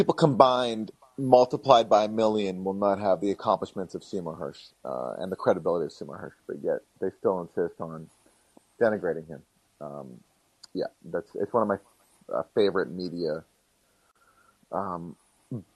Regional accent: Canada; now in United States; I'm a humble immigrant. You know, I'm from Canada

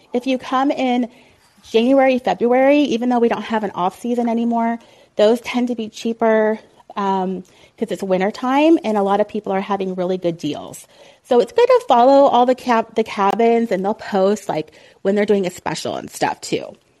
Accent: Colleyville, Texas, United States; moved away as an adult; also born or lived in Ohio; now in Oklahoma, United States; I moved to Dallas, Fort Worth from Ohio when I was like nine. So I consider myself a Texan, I guess. And even when I was growing up in Colleyville, Texas

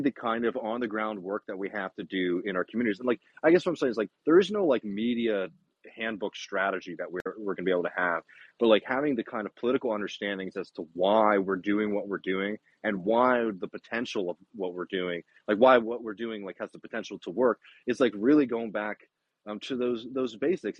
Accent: Texas, United States; I'm a Texan

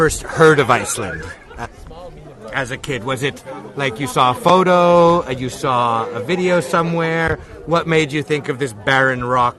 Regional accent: Canada; I'm from Canada.

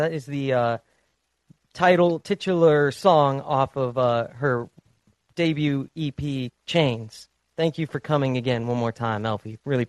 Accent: United States; Everything over here in the States went, in my hometown, it all went to shit.

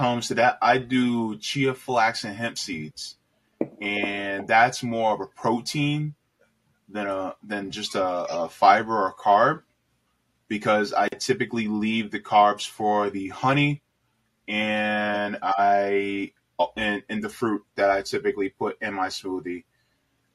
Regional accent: New Jersey, United States; And this is how I was raised. My mama raised me grits with butter, sugar, and milk. And that's how we did it up in New Jersey and where I'm from.

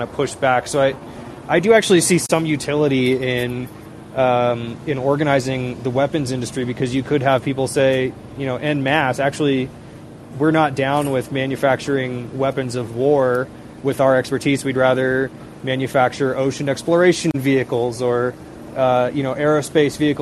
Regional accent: Seattle, Washington, United States; moved away; I'm originally from Seattle, where there's a big industrial district along the Duwamish River there

